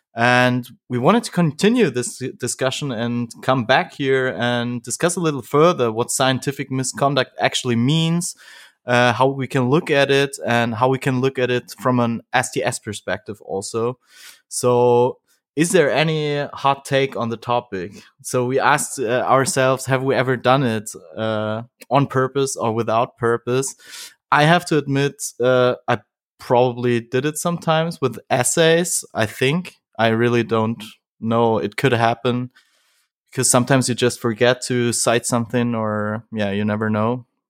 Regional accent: Bavaria, Germany; I'm also from Bavaria

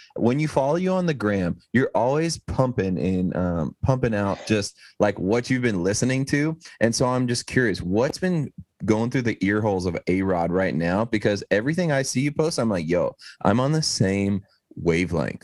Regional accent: East Texas, United States; moved away; I'm from East Texas originally, so I'm just kind of from like the middle of nowhere

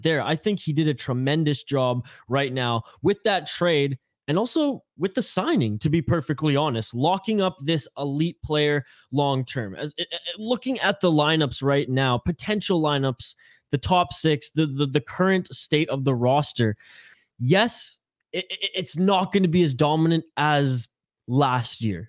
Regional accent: British Columbia, Canada; I'm from British Columbia.

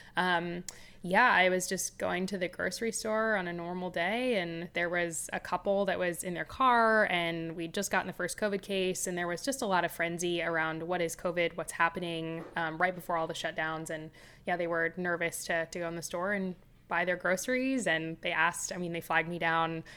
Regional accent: Los Angeles, California, United States; I grew up in Los Angeles

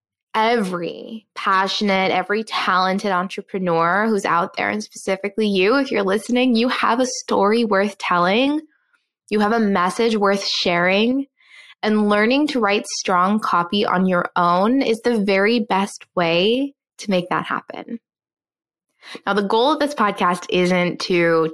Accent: Newfoundland and Labrador, Canada; moved away; I was also born and raised in Newfoundland, which if you're not Canadian, it is an island on the east coast of Canada

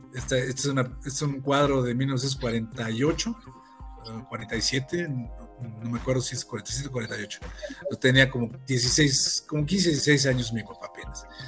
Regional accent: Mexico City, Mexico; moved away as an adult; now in Morelia, Mexico; yo soy originario del Distrito Federal, yo llegué al, a Morelia al, al 86

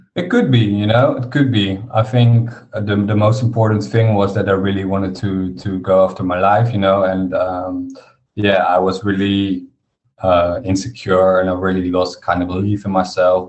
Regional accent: Harderwijk, Gelderland, Netherlands; I was back in in my uh, village in my hometown, Harderwijk

